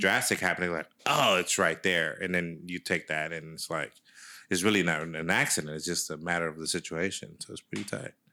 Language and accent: English; San Francisco, California, United States; growing up in San Francisco